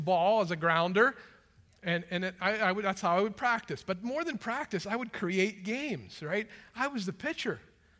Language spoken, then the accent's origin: English; Western Pennsylvania, United States; as a boy growing up in Western Pennsylvania